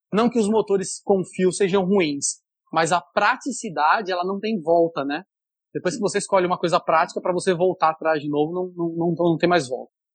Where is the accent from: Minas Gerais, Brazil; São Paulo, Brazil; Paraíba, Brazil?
São Paulo, Brazil; moved away as an adult; now in Fortaleza, Brazil; Sou paulista, mas professor aqui no Ceará, em Fortaleza, já há quase 19 anos